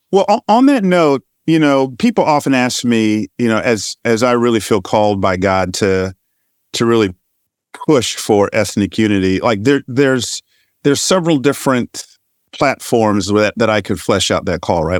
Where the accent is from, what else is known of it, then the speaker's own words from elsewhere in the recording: Georgia, United States; You and I grew up in Georgia